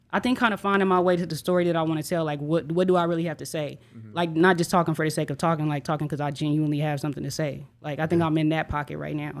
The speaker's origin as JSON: {"language": "English", "town": "Enid", "region": "Oklahoma", "country": "United States", "tie": "born or raised there", "moved": "as an adult", "lives_now": "Oklahoma City, United States", "said": "I'm an artist from Enid, Oklahoma. Um, born and raised there, high school on"}